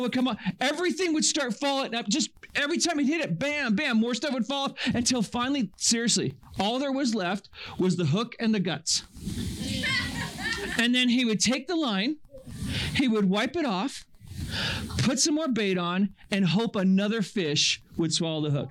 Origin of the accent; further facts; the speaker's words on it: Northern California, United States; I grew up in Northern California